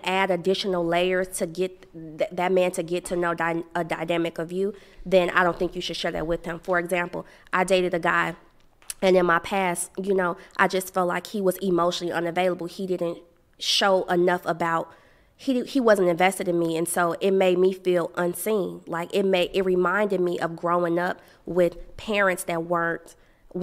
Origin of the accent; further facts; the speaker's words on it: Chicago, Illinois, United States; I grew up in Chicago, head always on the swivel